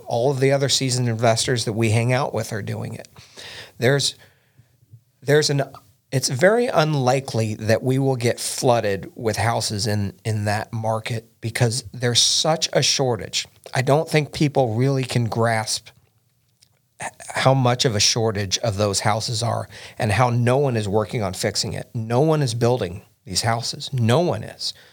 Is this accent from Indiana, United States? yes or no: yes; Indiana, United States; We're both from Indiana, born and bred